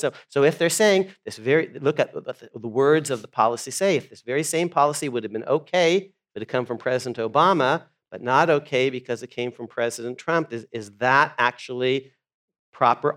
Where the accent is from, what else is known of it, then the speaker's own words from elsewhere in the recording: United States; I was born in the United States